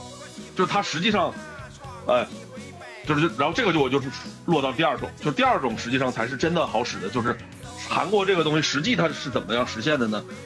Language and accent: Chinese; China; 但他依然有一种所谓叫，你看我们中国人的这个属于叫文化上的一些，你说叫做特点也好，也不不一定是纯粹的缺点啊，